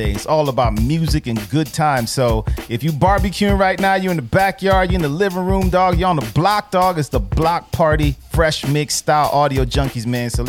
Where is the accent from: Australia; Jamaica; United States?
Jamaica; I'm Jamaican